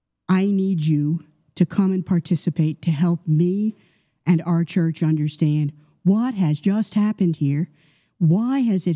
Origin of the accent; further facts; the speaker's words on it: United States; now in Canada; I'm an American by birth, Canadian by adoption